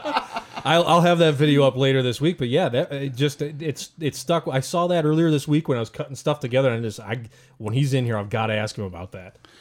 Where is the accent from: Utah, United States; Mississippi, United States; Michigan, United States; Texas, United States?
Michigan, United States; Armada; that is my hometown